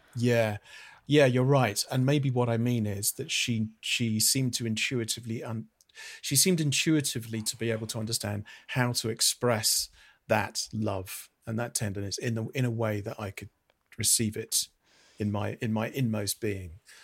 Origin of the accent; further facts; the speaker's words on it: United Kingdom; I'm a Brit.